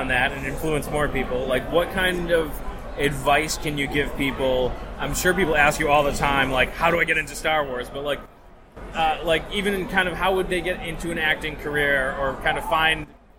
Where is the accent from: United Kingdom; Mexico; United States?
United States; Plymouth, Massachusetts; I'm from Plymouth, Mass.